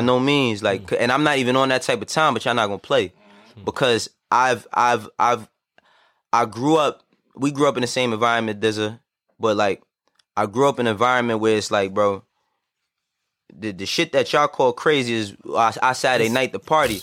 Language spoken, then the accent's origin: English; New York City, New York, United States; also born or lived in Harlem; I was born and raised in the Bronx